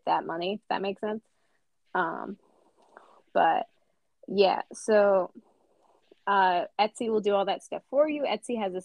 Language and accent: English; United States; I'm an American.